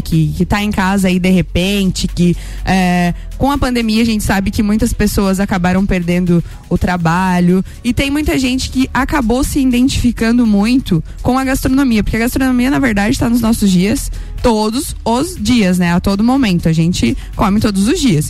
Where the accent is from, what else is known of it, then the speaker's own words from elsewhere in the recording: São Joaquim, Santa Catarina, Brazil; lá de São Joaquim, da minha terra é, querida, onde eu nasci